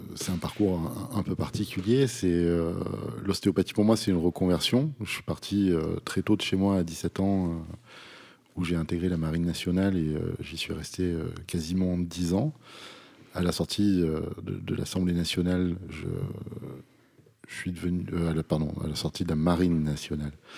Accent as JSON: {"language": "French", "area": "Vaucluse", "region": "Provence-Alpes-Côte d'Azur", "country": "France", "tie": "born or raised there", "said": "je suis un enfant du pays, comme, comme on dit. J'habite à, 7 km dans un petit village qui s'appelle Saint-Didier."}